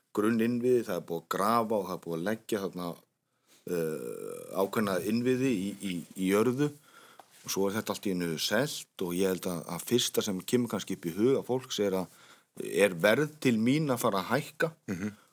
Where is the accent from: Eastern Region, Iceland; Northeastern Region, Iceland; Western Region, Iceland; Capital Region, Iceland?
Capital Region, Iceland; Hafnarfjörður; ég er uppalinn hafðfyrringur